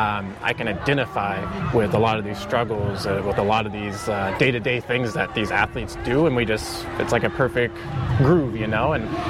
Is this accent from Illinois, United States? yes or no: no; West Virginia, United States; moved away as an adult; now in Austin, United States; I'm from West Virginia originally